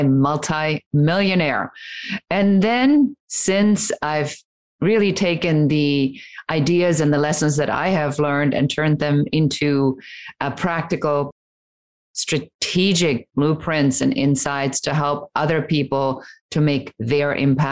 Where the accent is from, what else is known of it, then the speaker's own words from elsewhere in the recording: Germany; now in United States; coming from conservative Germany, wasn't going over so well as I was growing up. And really a story of leaving my home country, coming to America